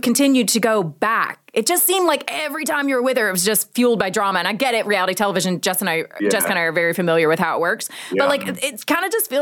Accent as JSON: {"language": "English", "region": "Georgia", "country": "United States", "said": "I am originally from the South."}